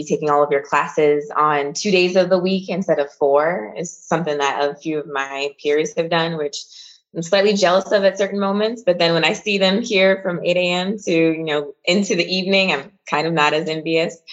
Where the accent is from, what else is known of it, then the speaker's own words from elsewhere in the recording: Lansing, Michigan, United States; moved away as an adult; also born or lived in Philadelphia, Pennsylvania; I grew up in Lansing, Michigan, which is the capital city